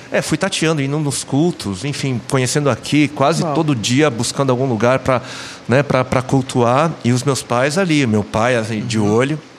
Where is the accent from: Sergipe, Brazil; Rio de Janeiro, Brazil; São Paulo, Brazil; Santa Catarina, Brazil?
São Paulo, Brazil; eu sou nascido em São Paulo, sou paulistano na capital